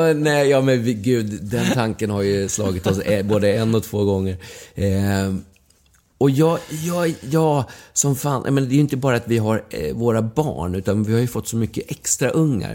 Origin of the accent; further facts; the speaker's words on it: Huddinge, Stockholm County, Sweden; also born or lived in Järvsö; now in Stockholm, Sweden; på Dagstigen där jag växte upp i Huddinge